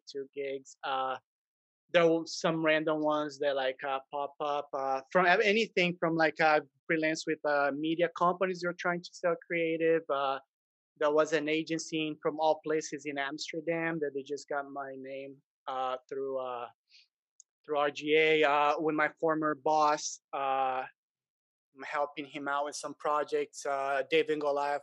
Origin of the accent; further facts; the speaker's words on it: Brazil; moved away as an adult; I'm originally from Brazil, but different from a lot of Brazilians that come here after they've been successful in Brazil.